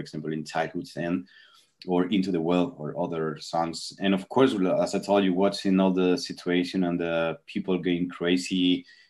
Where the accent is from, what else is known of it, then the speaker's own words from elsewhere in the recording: Spain; English is a second language; here in Spain